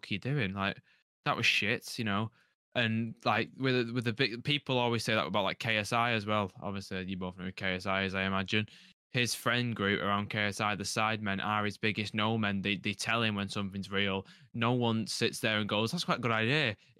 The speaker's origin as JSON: {"language": "English", "region": "the north of England", "country": "United Kingdom", "accent": "northern", "said": "I can proper go northern because I am from the north, but I don't speak like this"}